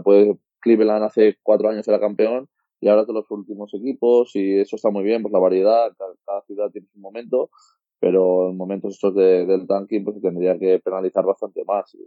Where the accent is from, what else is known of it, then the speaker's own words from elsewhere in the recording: Andorra; also born or lived in Spain; La verdad es que soy español, pero nací en Andorra